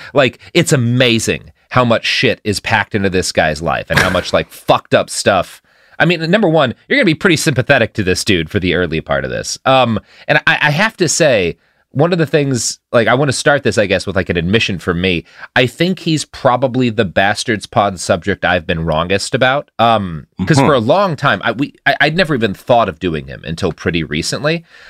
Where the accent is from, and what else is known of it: United States